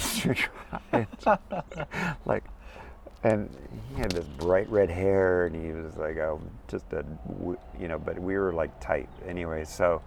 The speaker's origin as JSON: {"language": "English", "town": "Santa Barbara", "region": "California", "country": "United States", "tie": "born or raised there", "moved": "yes", "lives_now": "East Coast, United States", "said": "I live in the East Coast now, which I just love. But I was raised in Santa Barbara, California"}